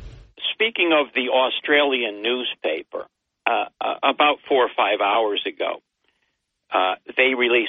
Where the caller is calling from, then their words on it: Binghamton, New York, United States; Well, the first name here is John from Binghamton.